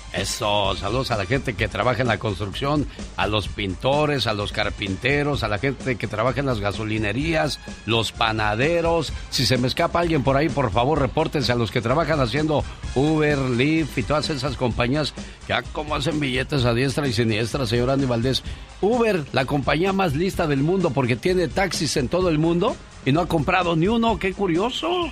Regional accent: Guerrero, Mexico; now in United States; para nosotros en Guerrero

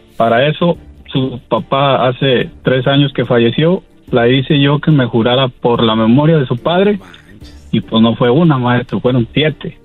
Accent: Mexico; also born or lived in Washington, United States; soy mexicano voy y vengo año tras año de a mi pueblo, aquí a, a Washington

